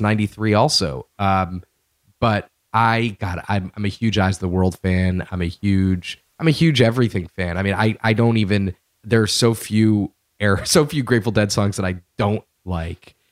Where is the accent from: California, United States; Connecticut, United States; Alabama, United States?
Connecticut, United States; Connecticut, by the way, my home state